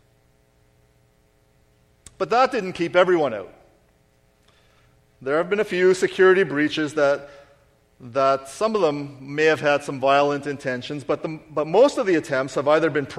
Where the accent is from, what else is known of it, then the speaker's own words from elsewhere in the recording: Canada; we are Canadian